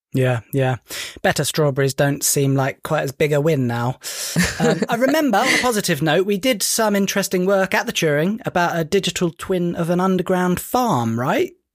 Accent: United Kingdom; As a Brit

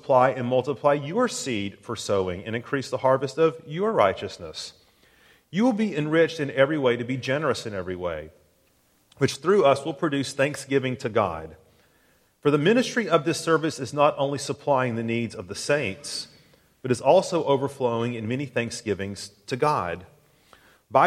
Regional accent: Tennessee, United States; growing up in Tennessee, I had a lot of friends who lived on farms.

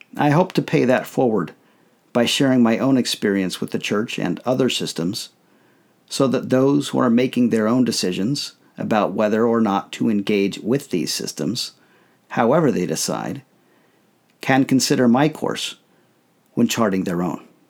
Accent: United States; I thought of myself first as a Mormon, second, as a member of my family, and then as an American.

